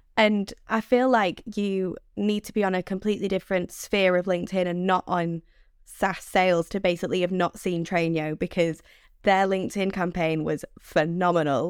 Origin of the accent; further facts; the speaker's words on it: Manchester, North West England, United Kingdom; accent: Mancunian; my screechy Mank accent